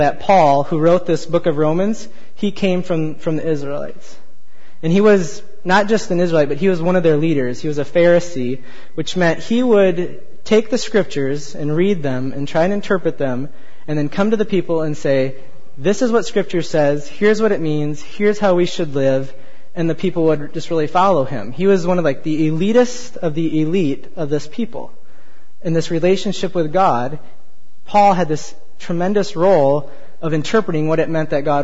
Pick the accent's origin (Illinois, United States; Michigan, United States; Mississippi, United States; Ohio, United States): Michigan, United States; moved away; I'm from Michigan, we went back to visit my folks for a couple weeks